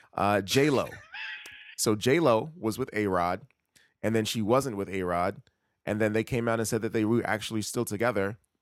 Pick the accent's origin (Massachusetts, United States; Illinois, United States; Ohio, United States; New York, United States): New York, United States; New York City; now in Brooklyn, United States; I'm actually from Queens.